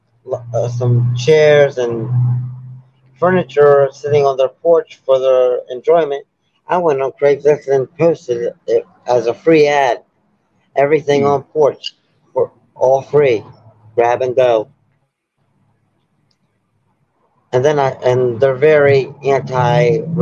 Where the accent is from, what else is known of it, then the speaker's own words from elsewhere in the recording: Baltimore, Maryland, United States; I'm from Baltimore